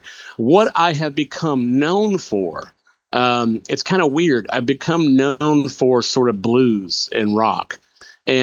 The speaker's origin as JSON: {"language": "English", "town": "Macon", "region": "Georgia", "country": "United States", "tie": "born or raised there", "said": "my hometown of Macon, Georgia"}